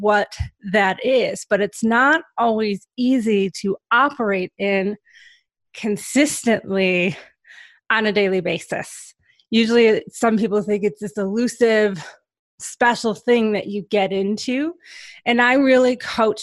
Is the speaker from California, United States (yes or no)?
no; Michigan, United States; I grew up in Michigan. So I've lived in Michigan my whole life